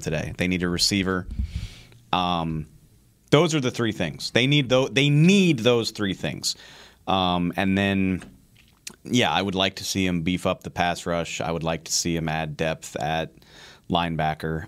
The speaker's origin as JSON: {"language": "English", "town": "New Orleans", "region": "Louisiana", "country": "United States", "tie": "born or raised there", "said": "I grew up in New Orleans"}